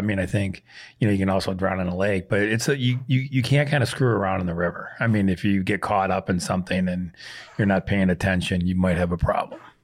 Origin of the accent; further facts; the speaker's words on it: Prairie du Chien, Wisconsin, United States; moved away; I grew up on the Mississippi Prairie de Chien, Wisconsin